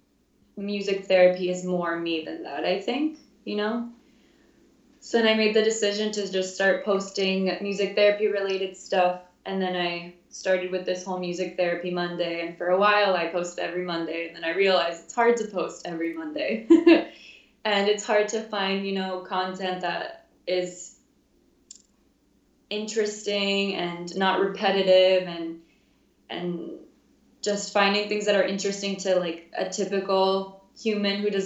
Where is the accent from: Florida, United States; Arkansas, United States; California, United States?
Florida, United States; Fort Lauderdale; moved away as an adult; now in Chicago, United States; I am from Fort Lauderdale, which is about a 45-minute drive from the University of Miami. So always lived in Florida until now.